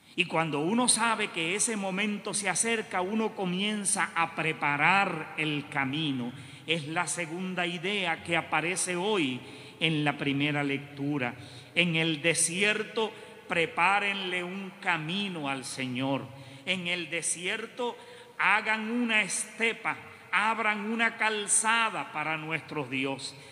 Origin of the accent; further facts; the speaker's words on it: Puerto Rico; nosotros vivimos en Puerto Rico